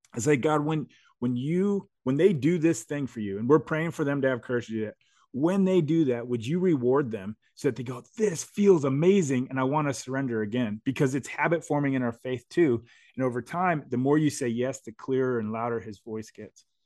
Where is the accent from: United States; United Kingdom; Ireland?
United States; I was born in America